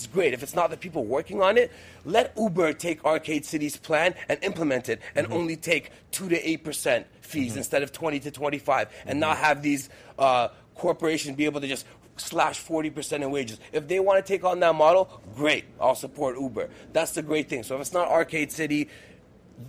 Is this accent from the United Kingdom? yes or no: no; Moscow, Russia; I was born in Russia, Moscow specifically